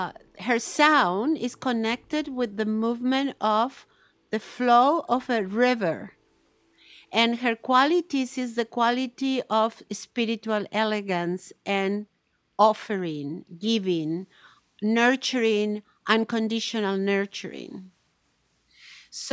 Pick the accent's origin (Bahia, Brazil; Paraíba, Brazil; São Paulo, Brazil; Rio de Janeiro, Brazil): Bahia, Brazil; now in United States; the orishas of the Yoruba tradition in Bahia, where I grew up in Bahia.